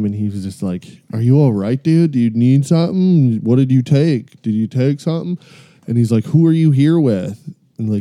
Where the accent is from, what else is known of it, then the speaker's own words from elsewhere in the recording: United States; we were born here